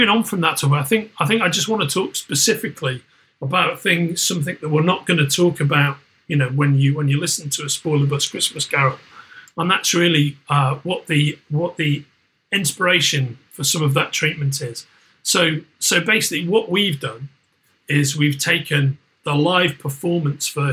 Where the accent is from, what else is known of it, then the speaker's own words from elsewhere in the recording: Merseyside, North West England, United Kingdom; moved away; I'm from Merseyside originally